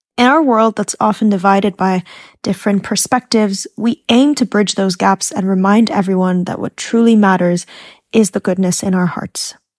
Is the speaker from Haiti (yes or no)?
no; Egypt; I had a lot of Muslim colleagues because I grew up in Egypt